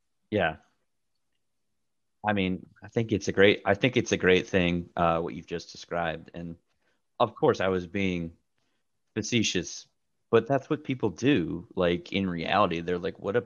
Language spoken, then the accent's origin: English; Massachusetts, United States; moved away as an adult; also born or lived in the South; I'm from Massachusetts and I've been living in the South for nearly 5 years now